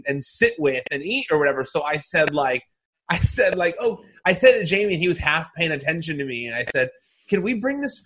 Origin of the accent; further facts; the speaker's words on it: the Valley, California, United States; I'm from the Valley, too